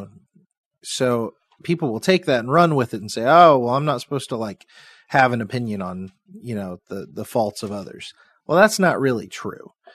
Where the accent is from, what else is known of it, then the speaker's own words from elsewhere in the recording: Seymour, Indiana, United States; I'm from Seymour, Indiana